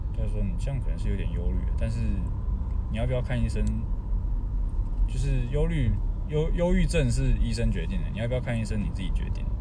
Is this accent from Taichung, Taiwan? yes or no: no; Tainan, Taiwan; moved away as an adult; also born or lived in Taipei; 因为我是台南人嘛